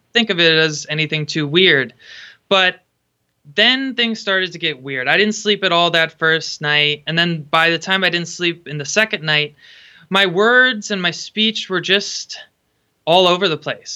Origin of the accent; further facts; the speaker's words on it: Connecticut, United States; moved away as an adult; now in Pacific Northwest, United States; I grew up in Connecticut. I grew up about an hour north of Sandy Hook.